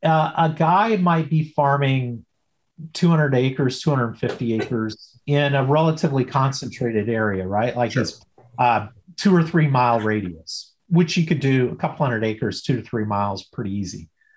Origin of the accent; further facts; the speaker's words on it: Illinois, United States; I go back to when I grew up in Southern Illinois, everybody in the small town, you know, kind of knew me, knew my last name, and I knew most people, right? Town of 5,000 people.